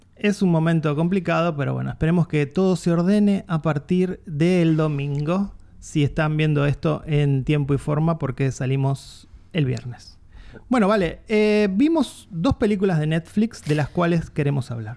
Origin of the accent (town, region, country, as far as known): Argentina